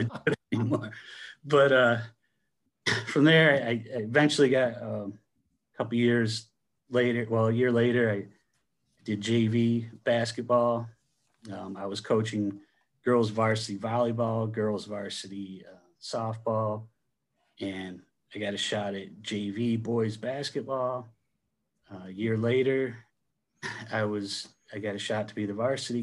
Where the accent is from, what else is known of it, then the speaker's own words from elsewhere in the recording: Bainbridge, New York, United States; I grew up in Bainbridge, New York, which is north of Binghamton, New York